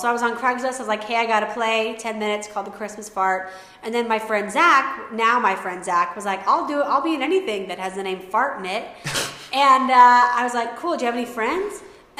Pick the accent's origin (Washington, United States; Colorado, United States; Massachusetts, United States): Colorado, United States; Denver; also born or lived in Arvada; I'm from Denver.